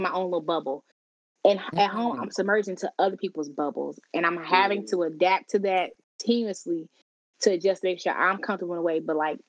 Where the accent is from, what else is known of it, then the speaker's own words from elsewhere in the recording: Charlotte, North Carolina, United States; moved away as an adult; moved back to my hometown, which is Charlotte.